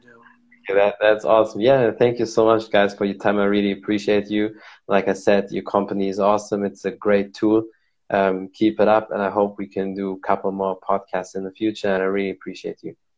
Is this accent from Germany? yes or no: yes; Germany; I'm from Germany.